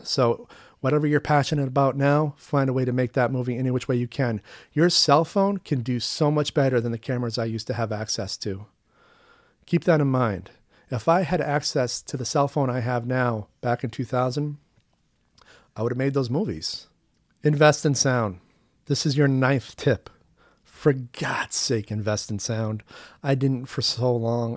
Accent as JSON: {"language": "English", "country": "United States", "also_born_or_lived": "Vancouver, Canada", "said": "as an American attending film school abroad"}